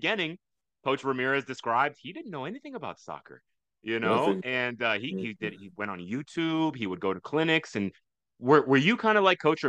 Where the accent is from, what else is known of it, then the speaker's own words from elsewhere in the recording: Sugar Land, Texas, United States; I grew up in Barrington Place